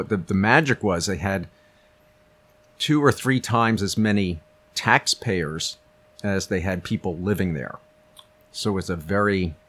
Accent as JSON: {"language": "English", "area": "Pocono Mountains", "region": "Pennsylvania", "country": "United States", "tie": "born or raised there", "also_born_or_lived": "Silicon Valley", "moved": "yes", "said": "I'm East Coast, but okay. I grew up in Pennsylvania."}